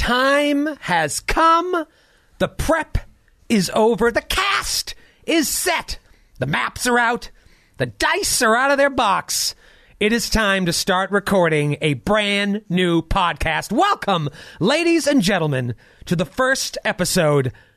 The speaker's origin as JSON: {"language": "English", "region": "Massachusetts", "country": "United States", "tie": "born or raised there", "moved": "as an adult", "lives_now": "New York City, United States", "said": "I grew up in Massachusetts"}